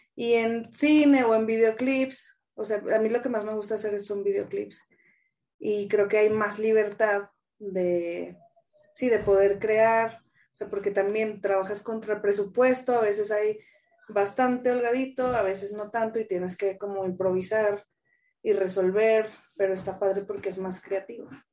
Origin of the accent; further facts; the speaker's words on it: Torreón, Coahuila, Mexico; moved away as an adult; now in Mexico City, Mexico; Soy de Torreón, le voy al Santos. Mm, llevo acá en la Ciudad de México, voy a cumplir 12 años ya. Pues me fui en el 2010, tenía 21, bien chiquilla